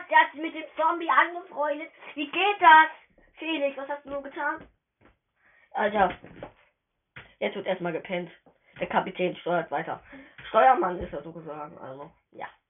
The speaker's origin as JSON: {"language": "German", "country": "Germany", "said": "Ich bin Deutscher"}